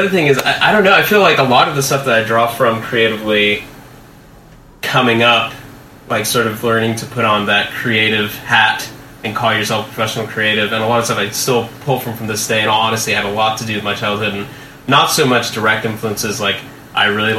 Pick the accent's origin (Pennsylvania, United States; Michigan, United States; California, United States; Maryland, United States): California, United States; Los Angeles; I'm from Los Angeles.